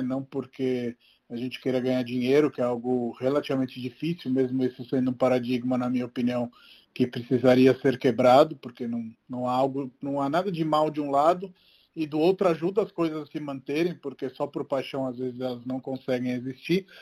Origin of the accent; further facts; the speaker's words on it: Rome, Lazio, Italy; moved away; eu cresci em Roma e quando era pequeno